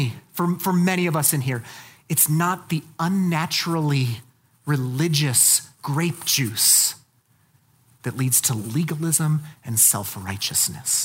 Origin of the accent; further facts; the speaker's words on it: Colorado Springs, Colorado, United States; I was raised in Colorado Springs